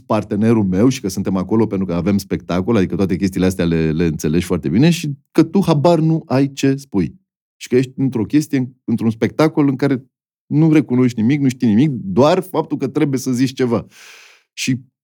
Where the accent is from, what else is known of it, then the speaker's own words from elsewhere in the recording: Bucharest, Romania; Eu sunt din București